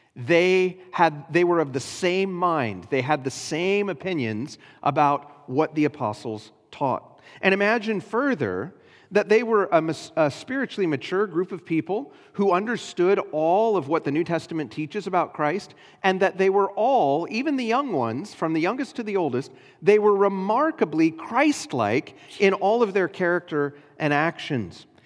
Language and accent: English; United States